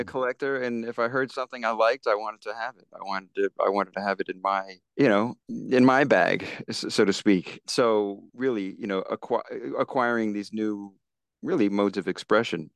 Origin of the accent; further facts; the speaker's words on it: Virginia, United States; also born or lived in Silver Spring, Maryland; I am back in Virginia, back in my hometown